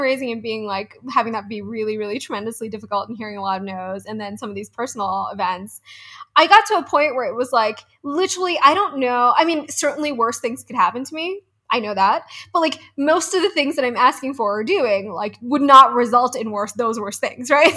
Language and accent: English; East Coast, United States; moved away as an adult; now in Denver, United States; I'm from the East Coast